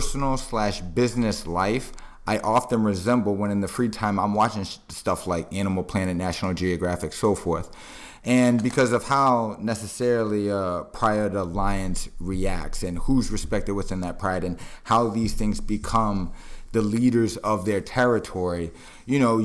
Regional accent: Boston, Massachusetts, United States; now in Miami, United States; I'm originally from Boston, Massachusetts. I'm down here in Miami, Florida.

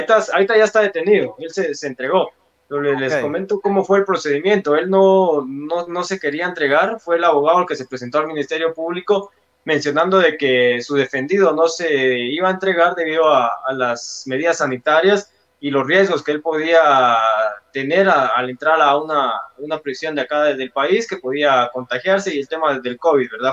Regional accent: Guatemala; nosotros como, como guatemaltecos

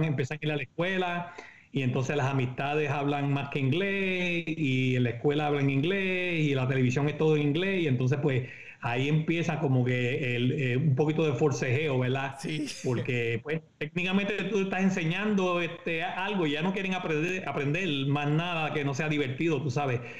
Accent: Comerío, Puerto Rico; moved away as an adult; also born or lived in Mayagüez, Puerto Rico / Río Piedras, Puerto Rico / Columbia, Maryland / United States; now in Frederick, Maryland, United States; Yo soy original de Comerío. Yo nací en Comerío

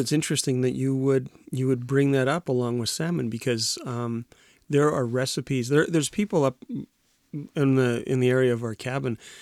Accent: Winnipeg, Manitoba, Canada; From Winnipeg.

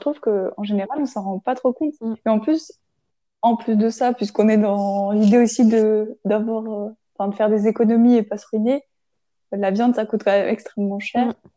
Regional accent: Grenoble, Auvergne-Rhône-Alpes, France; moved away; je viens de Grenoble pour le coup, et c'est vrai qu'on est très transport en commun et très vélo

